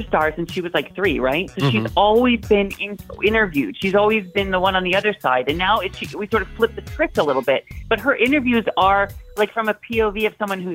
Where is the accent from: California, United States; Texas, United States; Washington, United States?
Washington, United States; I grew up in Washington State